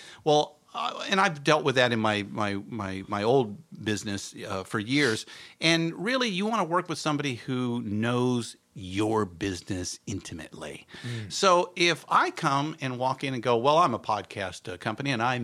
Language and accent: English; Santa Clarita, California, United States; also born or lived in Orange County; I consider that my hometown